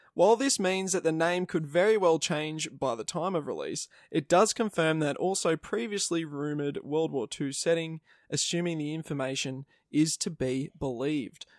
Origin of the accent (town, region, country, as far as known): Australia